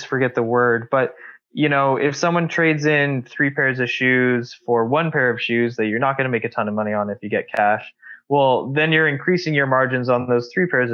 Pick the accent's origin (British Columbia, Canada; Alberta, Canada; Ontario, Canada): Alberta, Canada; Calgary; it's my hometown